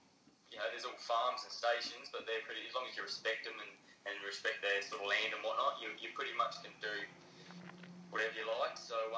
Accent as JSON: {"language": "English", "town": "Alice Springs", "region": "Northern Territory", "country": "Australia", "tie": "born or raised there", "moved": "as an adult", "lives_now": "Adelaide, Australia", "said": "Born in Alice Springs, grew up in Alice Springs, all my schooling in Alice Springs. And it was, you know, Alice Springs is a lovely place."}